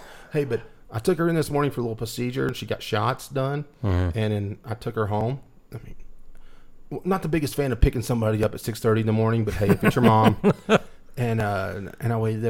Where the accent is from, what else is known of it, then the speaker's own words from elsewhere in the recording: Wolfforth, Texas, United States; now in Lubbock, United States; growing up in Wolfert, we were involved in a haunted house every day.